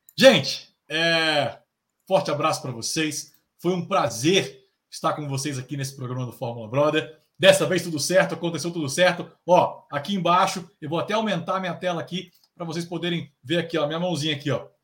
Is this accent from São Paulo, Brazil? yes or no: no; Brasília, Federal District, Brazil; o …, o … e …, nós somos de Brasília